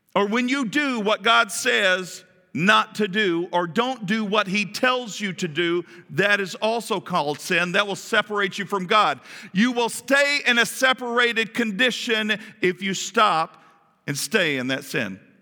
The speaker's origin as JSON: {"language": "English", "region": "Kentucky", "country": "United States", "said": "we're from Kentucky."}